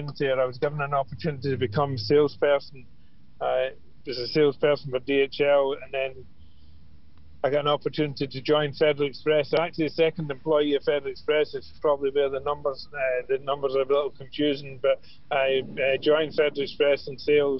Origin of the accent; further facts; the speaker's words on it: Glasgow, Scotland, United Kingdom; moved away as an adult; now in Ireland; I'm from Glasgow. I came over for a 2-week holiday to Ireland about 40 years ago